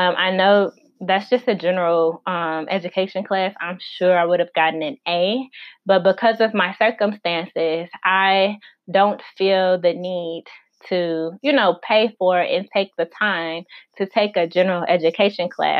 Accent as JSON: {"language": "English", "region": "Illinois", "country": "United States", "tie": "born or raised there", "also_born_or_lived": "Arkansas", "moved": "as an adult", "said": "my home state is Illinois, I went to school in Arkansas"}